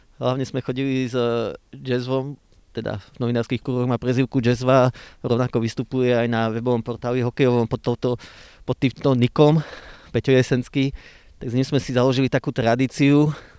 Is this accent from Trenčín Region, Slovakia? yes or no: no; Michalovce, Košice Region, Slovakia; moved away; pochádzam z Michaloviec, respektíve narodil som sa aj v, Koš- v Košiciach a vyrastal som dlhé roky v Michalovciach